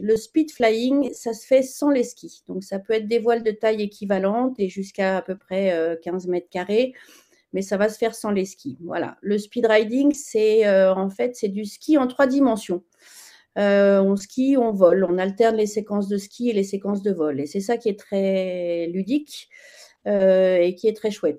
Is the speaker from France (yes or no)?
yes; Chamonix, Auvergne-Rhône-Alpes, France; je suis née à Chamonix, donc j'ai skié depuis toute, toute petite. J'étais au club de ski gamine